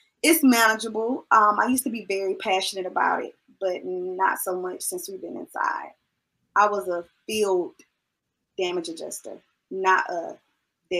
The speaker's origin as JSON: {"language": "English", "town": "Macon", "region": "Georgia", "country": "United States", "moved": "as an adult", "said": "When I left Macon, I moved 2 hours away from Macon."}